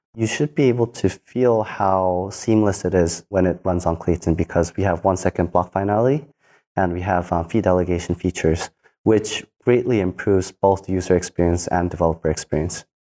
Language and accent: English; South Korea; I grew up in Korea as just a normal kid.